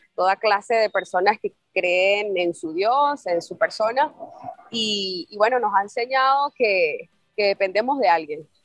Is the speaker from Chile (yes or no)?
no; San Cristóbal, Táchira, Venezuela; now in Medellín, Colombia; somos familia, venimos de San Cristóbal